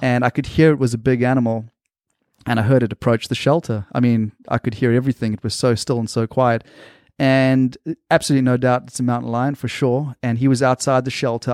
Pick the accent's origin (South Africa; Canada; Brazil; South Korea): South Africa; moved away as an adult; also born or lived in Australia / Tanzania; now in United States; I lived in South Africa until I was about eighteen years old